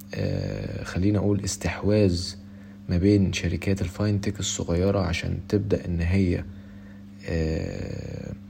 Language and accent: Arabic; Egypt; عندنا في مصر